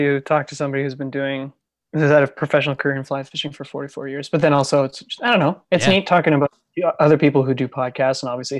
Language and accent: English; Ottawa, Ontario, Canada; Mitch and I grew up we grew up in Ottawa.